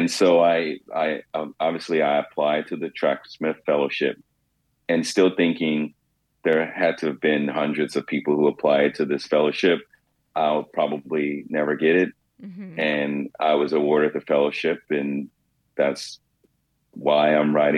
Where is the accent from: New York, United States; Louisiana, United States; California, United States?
New York, United States; New York City